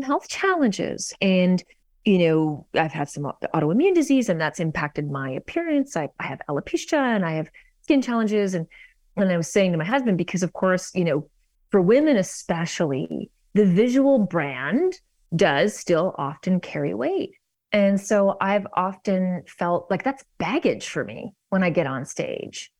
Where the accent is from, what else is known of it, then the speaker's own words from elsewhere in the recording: Vancouver, British Columbia, Canada; moved away as an adult; also born or lived in New York; now in Toronto, Canada; I grew up in Vancouver